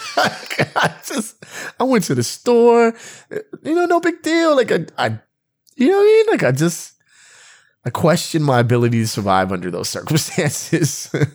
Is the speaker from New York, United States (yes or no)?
no; West Covina, California, United States; we're from West Covina.